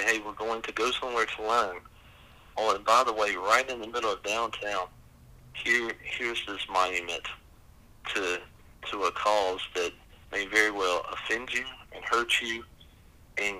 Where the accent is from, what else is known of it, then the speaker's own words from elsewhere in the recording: the South, United States; we as a Southerner